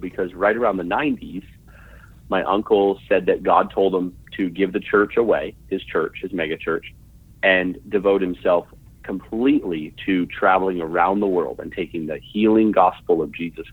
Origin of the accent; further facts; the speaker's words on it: Vancouver, British Columbia, Canada; also born or lived in Orlando, Florida; I was born in Orlando, Florida in 1984. I'm 35 years old. And 2 years after being born in Orlando, my parents moved to Vancouver, British Columbia, where I grew up.